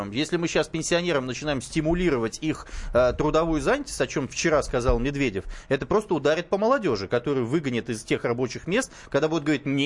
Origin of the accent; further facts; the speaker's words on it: Moscow, Russia; вот я тоже москвич